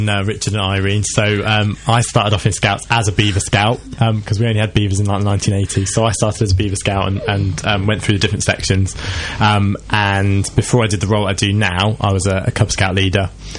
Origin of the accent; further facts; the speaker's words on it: just outside Reading in Berkshire, South East England, United Kingdom; now in Chipping Ongar, United Kingdom; I'm not actually from Essex. I originally came from just outside Reading in Berkshire, and I live just down the road in Chipping-on-Gur at the moment.